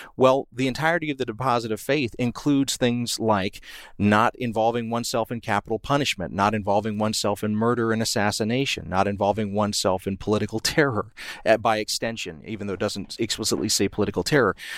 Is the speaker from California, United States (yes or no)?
no; Columbus, Georgia, United States; I grew up in Columbus, Georgia